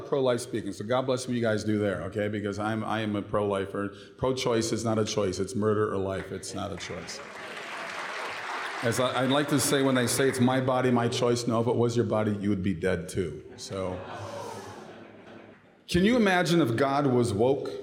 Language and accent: English; Minnesota, United States; moved away as an adult; now in Florida, United States; I was born and raised in Minnesota, still a Viking fan.